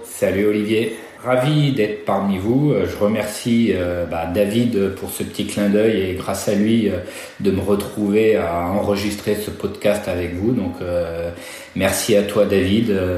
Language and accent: French; Nantes, Pays de la Loire, France; moved away as an adult; je suis revenu dans ma région natale, donc à Nantes